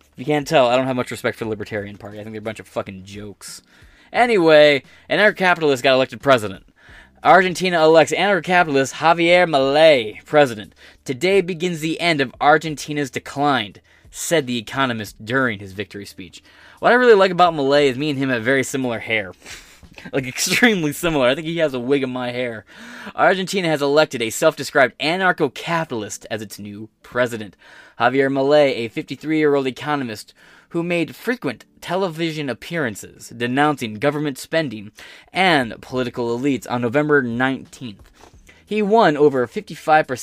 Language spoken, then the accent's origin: English; United States; as an American